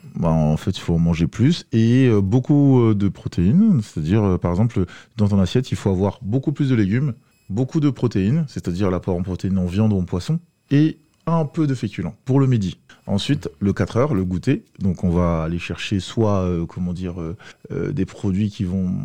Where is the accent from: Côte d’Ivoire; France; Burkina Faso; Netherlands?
Côte d’Ivoire; moved away; je viens de la Côte d'Ivoire